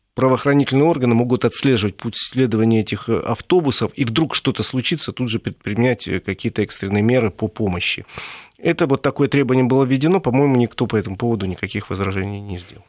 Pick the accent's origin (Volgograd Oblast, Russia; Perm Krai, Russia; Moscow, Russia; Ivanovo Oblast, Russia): Moscow, Russia; Мы, москвичи